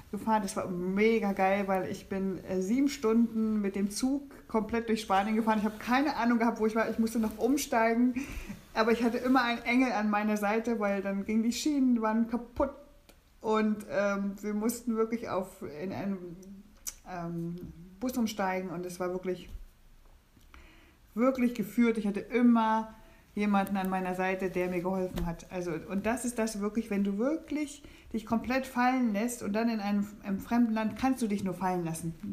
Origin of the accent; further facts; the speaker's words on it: East Germany, Germany; Ich bin sehr dankbar, ich bin im Osten groß geworden und äh, in diesem Sozialismus, auch da habe ich viel gelernt.